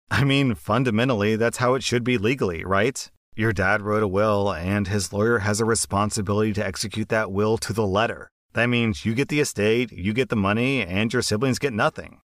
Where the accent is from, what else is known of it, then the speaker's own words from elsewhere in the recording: United States; as an American